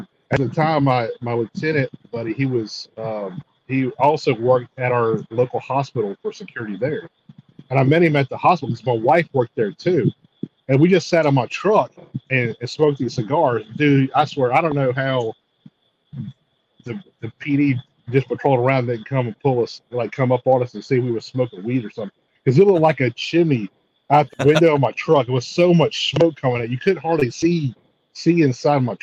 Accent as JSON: {"language": "English", "region": "Mississippi", "country": "United States", "also_born_or_lived": "Houston / Tallahassee", "moved": "as an adult", "lives_now": "Dallas, United States", "said": "I lived in Mississippi where I'm from"}